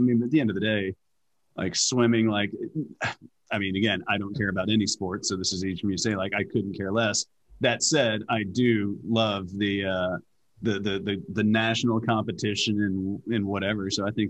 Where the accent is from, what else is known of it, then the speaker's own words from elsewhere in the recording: United States; I'm an American.